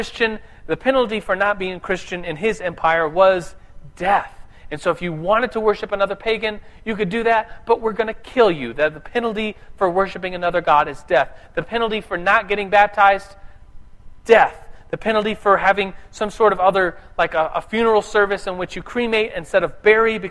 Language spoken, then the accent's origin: English; United States; I'm an American